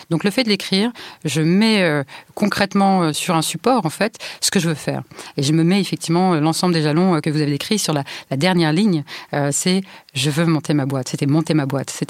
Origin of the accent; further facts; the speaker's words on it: Île-de-France, France; Je viens de Seine-Saint-Denis et en Seine-Saint-Denis, l'école de droit auquel vous avez droit est celle de votre secteur.